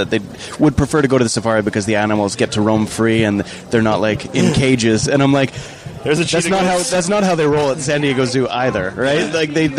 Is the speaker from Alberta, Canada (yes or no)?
yes; Fort McMurray, Alberta, Canada; Growing up in Fort McMurray, there is no zoo.